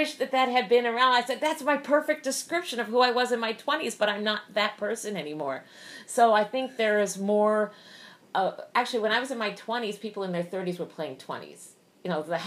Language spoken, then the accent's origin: English; New York City, New York, United States; moved away as an adult; also born or lived in Los Angeles; I am from Brooklyn, New York